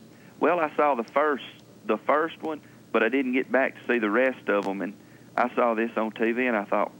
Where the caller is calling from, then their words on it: Alabama, United States; I'm calling from Alabama.